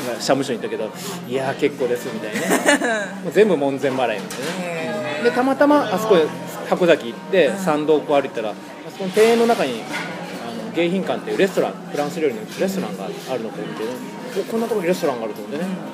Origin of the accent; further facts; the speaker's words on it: Kitakyushu, Fukuoka, Japan; moved away as an adult; now in Fukuoka, Japan; これが自分の出身地だったらよできなかったよね世間体とかあるから小倉だといろいろねよく知ってる人とかいっぱいいるから